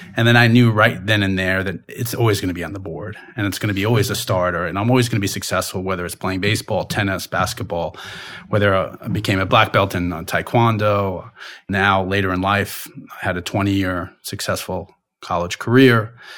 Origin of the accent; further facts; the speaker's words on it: Long Island, New York, United States; I grew up in Long Island